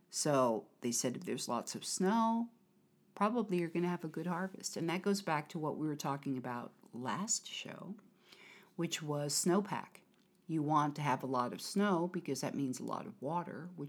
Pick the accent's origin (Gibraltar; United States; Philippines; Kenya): United States; Connecticut; moved away; since I'm from Connecticut